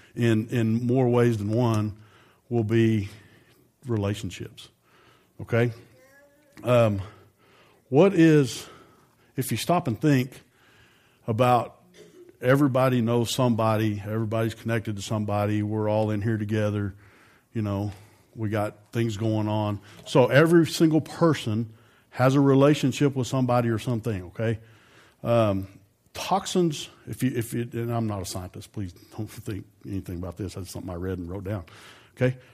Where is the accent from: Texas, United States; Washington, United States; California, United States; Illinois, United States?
Texas, United States; Amarillo; I grew up in Amarillo, and I graduated with, I don't know, four or five hundred people